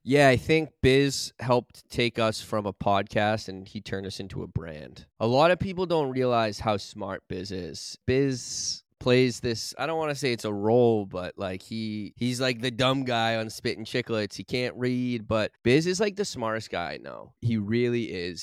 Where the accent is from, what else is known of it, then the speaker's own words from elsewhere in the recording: Burlington, Massachusetts, United States; Growing up in Massachusetts, especially in the town that I did, I grew up in Burlington